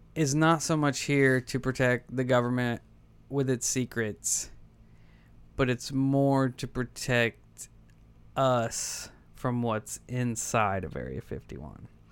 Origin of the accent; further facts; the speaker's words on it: United States; as an American